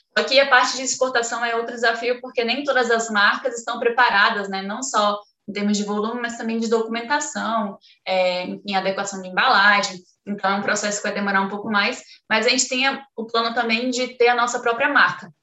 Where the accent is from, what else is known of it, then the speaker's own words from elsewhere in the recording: Acre, Brazil; eu nasci no Acre